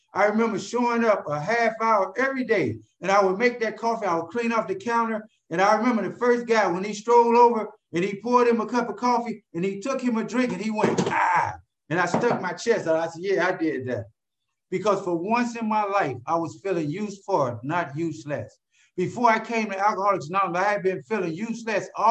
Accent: Cleveland, Ohio, United States; moved away as an adult; now in California, United States; I'm from Cleveland, Ohio

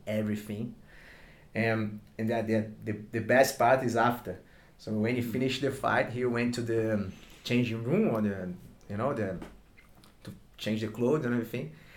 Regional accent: Brazil; accent: Brazilian; English is a second language; moved away as an adult; now in Sydney, Australia; I'm from Brazil, like you can tell by my my Brazilian accent

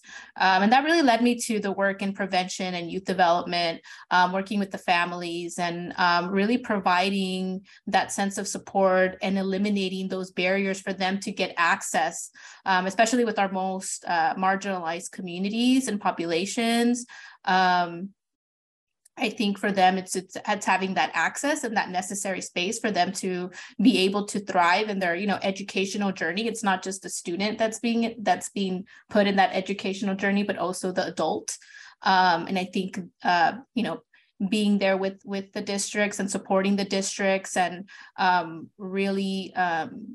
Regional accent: Ventura County, California, United States; I'm from Ventura County

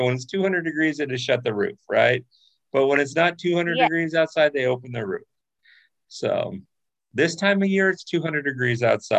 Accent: Orange County, California, United States; also born or lived in San Fernando Valley; I grew up part in Orange County and my dad lived in the San Fernando Valley.

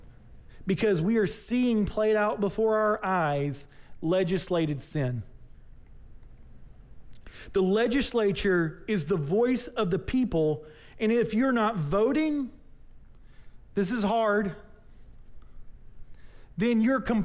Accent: United States; as American citizens who are Christians

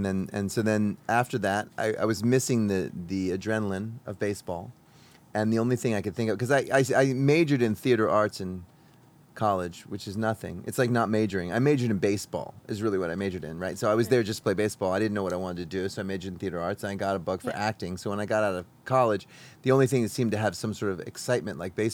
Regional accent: New York City, New York, United States; I was born in New York City

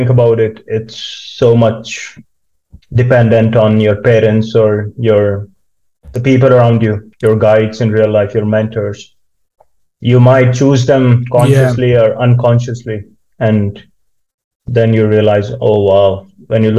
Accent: India; moved away as an adult; now in Kokkola, Finland; I grew up in India.

